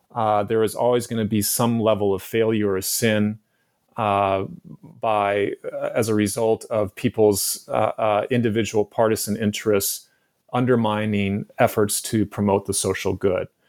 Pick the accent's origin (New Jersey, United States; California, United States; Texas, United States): California, United States; San Francisco; also born or lived in San Diego; my childhood growing up in San Francisco in the 1970s and 1980s